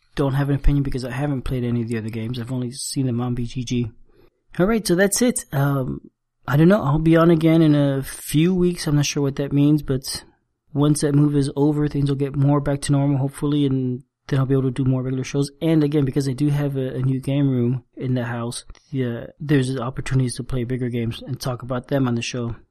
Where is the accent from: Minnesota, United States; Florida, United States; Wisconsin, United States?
Florida, United States; South; moved away as an adult; also born or lived in Cuba / Spain / San Francisco, United States; now in South Carolina, United States; we moved to the U.S. and I grew up in Florida, South Florida, so not far from Cuba